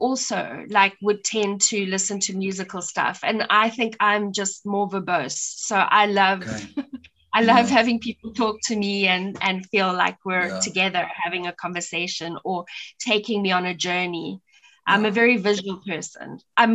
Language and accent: English; Pretoria, Gauteng, South Africa; accent: Pretoria; So I've lost my Pretoria accent now with my Afrikaans